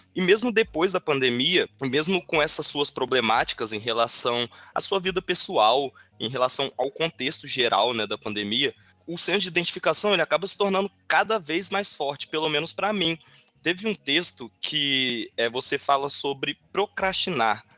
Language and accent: Portuguese; Brazil; da gente enquanto brasileiro